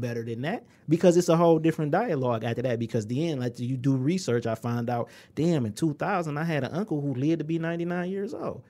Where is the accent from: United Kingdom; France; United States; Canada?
United States; Inkster, Michigan; we come from Engster. Population, twenty-eight thousand.